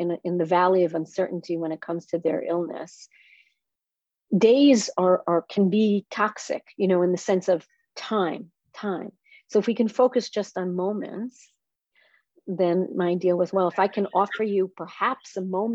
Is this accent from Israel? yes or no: yes; Israel; I am from Israel